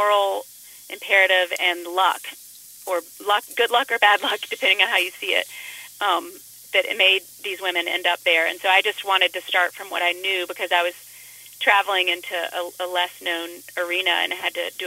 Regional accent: Chattanooga, Tennessee, United States; now in Asheville, United States; I grew up in Tennessee

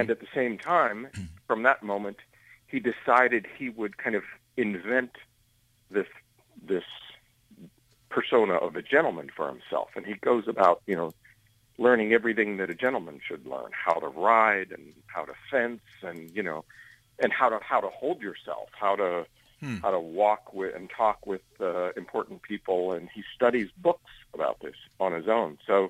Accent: Johnstown, Pennsylvania, United States; my hometown, in Johnstown, in the other Johnstown.

